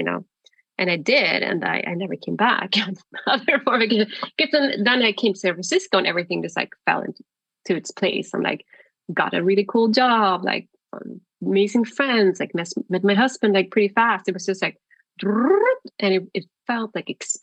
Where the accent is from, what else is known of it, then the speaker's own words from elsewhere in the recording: Sweden; moved away as an adult; also born or lived in Stockholm; I'm from Sweden. I was living in Stockholm at the time